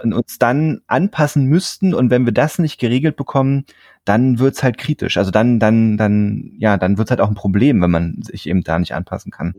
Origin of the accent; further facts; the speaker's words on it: Frankfurt, Brandenburg, Germany; moved away; ich bin ja in Frankfurt-Oder geboren und mhm. habe da auch ähm, lange Zeit meines Lebens natürlich verbracht